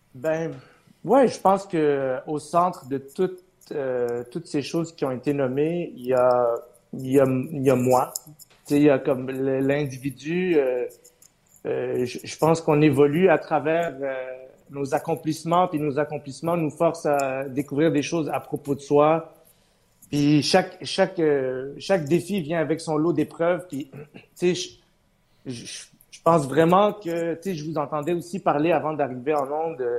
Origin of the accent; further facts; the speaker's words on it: Montreal, Quebec, Canada; French is a second language; je suis arrivé à Ville-Saint-Laurent à l'âge de 8 ans